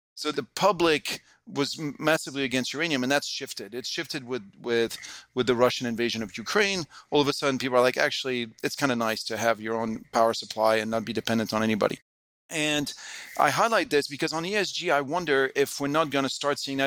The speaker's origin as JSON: {"language": "English", "country": "France", "tie": "born or raised there", "also_born_or_lived": "United States / Hong Kong", "moved": "as an adult", "said": "I grew up in France, just when, you know, European Union was really getting going"}